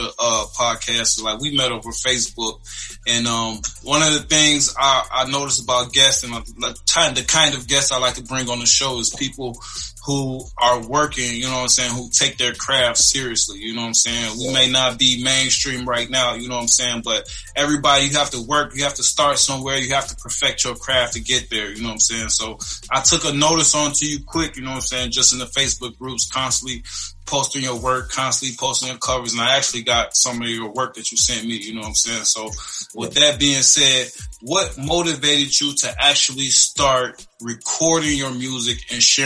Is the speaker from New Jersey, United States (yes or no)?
no; Chicago, Illinois, United States; I'm from the hood, man. I'm from Chicago